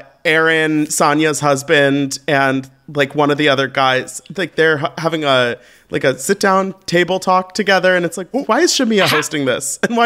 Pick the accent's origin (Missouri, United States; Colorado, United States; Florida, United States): Florida, United States; St. Petersburg; I'm from St. Petersburg, Clearwater, Florida.